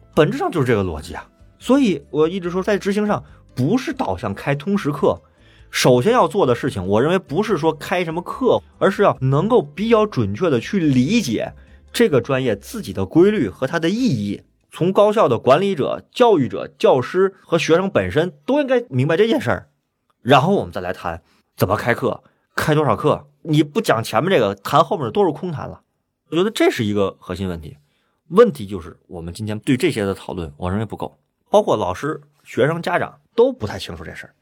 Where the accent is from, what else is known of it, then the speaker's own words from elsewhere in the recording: China; 我们中国人是教育